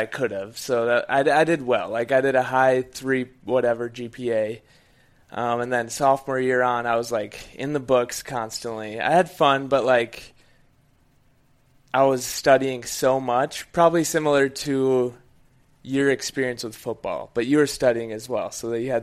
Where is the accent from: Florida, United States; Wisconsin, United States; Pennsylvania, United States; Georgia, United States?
Wisconsin, United States; Menomonie; I grew up in a little town in Wisconsin called Menominee